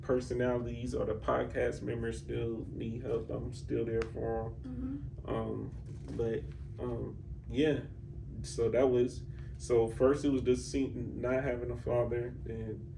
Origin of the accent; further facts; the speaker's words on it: Atlanta, Georgia, United States; I'm from here